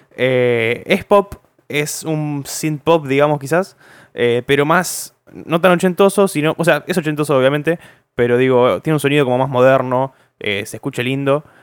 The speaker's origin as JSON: {"language": "Spanish", "town": "Zárate", "region": "Buenos Aires Province", "country": "Argentina", "said": "somos de Zárate, no somos de Villa Gobernador Galvez"}